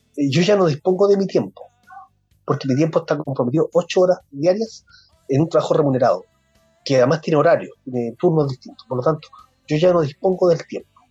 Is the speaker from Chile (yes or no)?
yes; Santiago, Santiago Metropolitan Region, Chile; moved away as an adult; now in Castro, Chile; Yo nací en Santiago y me vine hace 11 o 12 años ya a vivir a Chile, Castro